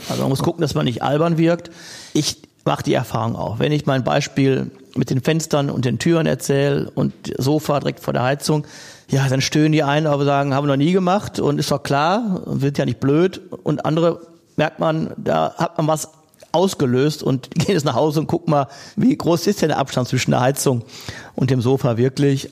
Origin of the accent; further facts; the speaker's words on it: Essen, North Rhine-Westphalia, Germany; meine Heimatstadt Essen